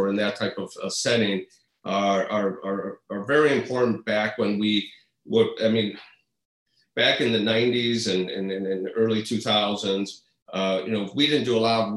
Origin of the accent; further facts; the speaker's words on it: Midwest, United States; also born or lived in Madison; now in Chicago, United States; I'm from the Midwest